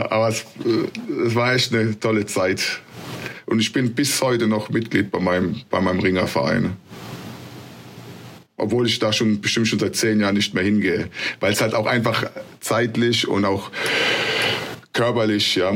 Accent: Mannheim, Baden-Württemberg, Germany; also born or lived in Ludwigshafen; also eine Stadt weiter, weil ich komme ja aus Mannheim, Ludwigshafen.

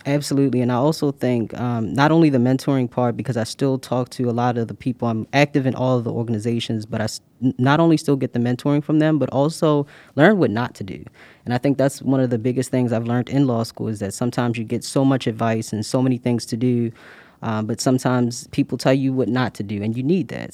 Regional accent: Baltimore, Maryland, United States; moved away as an adult; now in Pittsburgh, United States; I'm originally from Baltimore, Maryland

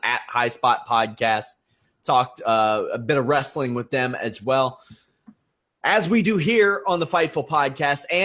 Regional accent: Kentucky, United States; George Clooney's from my hometown

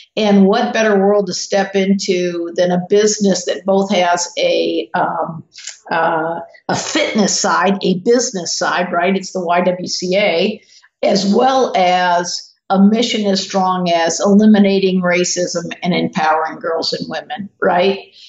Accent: the South, United States; I'm from the South

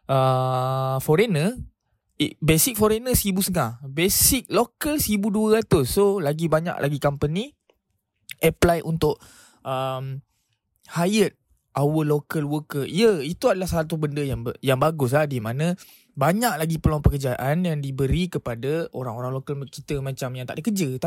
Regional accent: Malaysia; Aku berbangga sebagai rakyat Malaysia

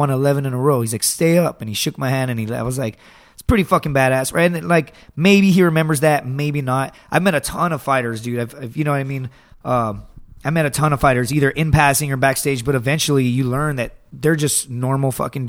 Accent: Texas, United States; I'm from Texas.

